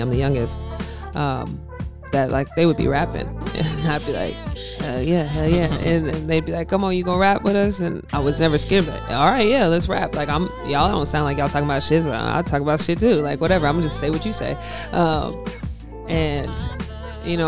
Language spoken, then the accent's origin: English; Kennesaw, Georgia, United States; That's Kennesaw, Georgia